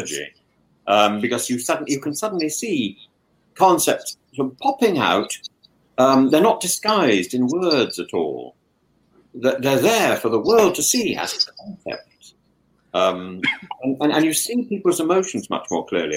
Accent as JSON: {"language": "English", "country": "Greece", "said": "Just take it from a modern Greek"}